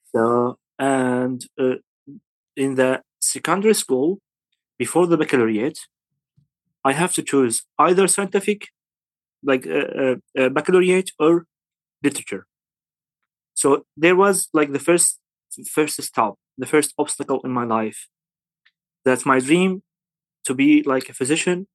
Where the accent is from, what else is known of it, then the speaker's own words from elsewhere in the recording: Syria; English is a second language; moved away as an adult; also born or lived in Aleppo, Syria; now in Kurdistan Region, Iraq; I'm from Syria